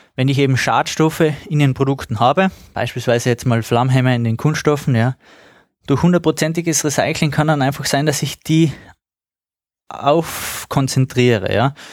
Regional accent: Austria; bei uns in Österreich

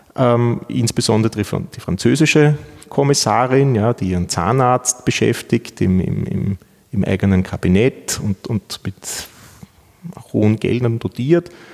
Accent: Vienna, Austria; moved away as an adult; now in Innsbruck, Austria; ich bin Wiener. Ich, ich komme aus Wien ähm, bin dort zur Schule gegangen

